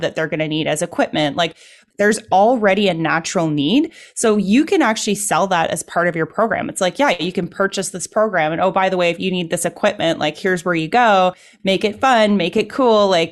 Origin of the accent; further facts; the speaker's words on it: Canada; I'm a Canadian